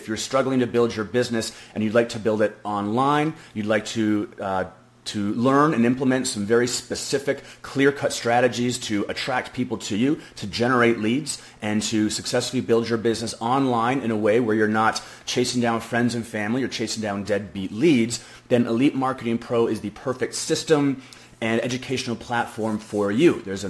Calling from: Frisco, Texas, United States; And I'm actually coming from Frisco, Texas, which is just outside of Dallas, Texas.

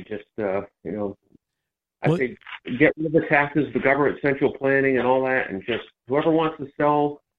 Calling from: Madison, Connecticut, United States; I'm calling from Connecticut.

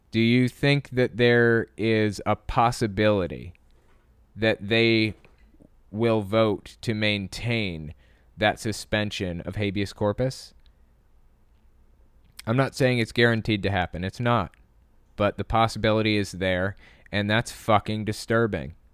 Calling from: California, United States; Hi, Owen. … I'm from Bay Area, California.

